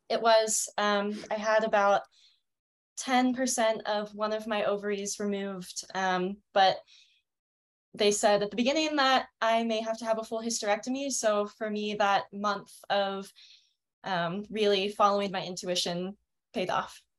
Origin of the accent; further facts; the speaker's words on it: Denver, Colorado, United States; I'm 24 and I'm from Denver, Colorado. I actually just moved here.